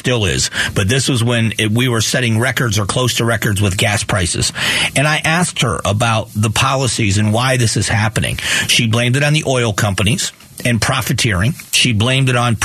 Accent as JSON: {"language": "English", "country": "United States", "said": "as an American"}